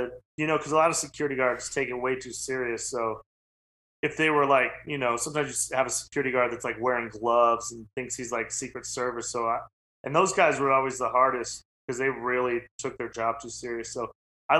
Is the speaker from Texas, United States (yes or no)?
no; Wyoming, United States; I'm from Wyoming.